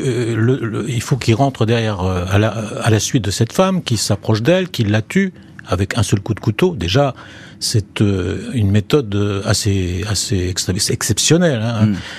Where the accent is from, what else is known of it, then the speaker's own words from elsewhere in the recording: Perpignan, Occitania, France; also born or lived in Maisons-Alfort; à Perpignan, dont je viens des Pyrénées-Orientales, où j'habite en ce moment